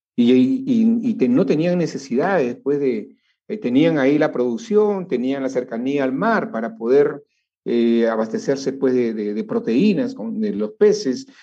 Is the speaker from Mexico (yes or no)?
no; Peru